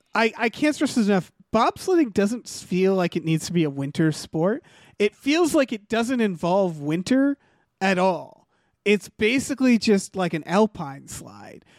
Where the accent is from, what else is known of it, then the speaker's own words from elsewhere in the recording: Northampton, Massachusetts, United States; I grew up in Northampton, Massachusetts